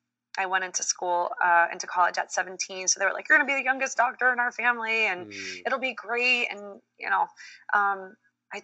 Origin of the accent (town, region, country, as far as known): Swampscott, Massachusetts, United States; born or raised there; moved away as an adult; also born or lived in Dominican Republic / New York; now in New Jersey, United States